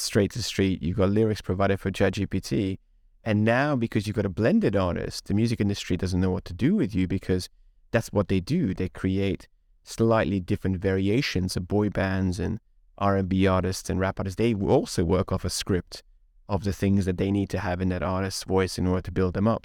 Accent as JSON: {"language": "English", "town": "Budapest", "country": "Hungary", "tie": "born or raised there", "second_language": "English", "moved": "yes", "said": "I grew up in Hungary, in Eastern Europe. So we listened to … running around Budapest when I was eight years old."}